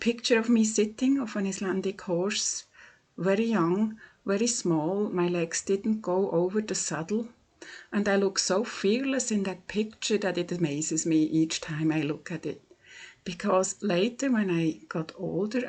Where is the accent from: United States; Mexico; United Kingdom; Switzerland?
Switzerland; English is a second language; from Switzerland